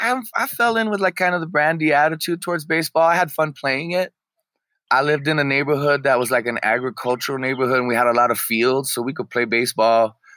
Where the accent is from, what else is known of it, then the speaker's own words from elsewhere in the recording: New Mexico, United States; You know, I come from New Mexico.